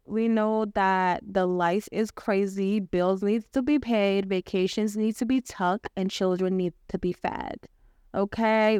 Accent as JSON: {"language": "English", "country": "Kenya", "tie": "born or raised there", "moved": "as an adult", "said": "I was born and raised in Kenya, born and raised, educated, loved, cared for there"}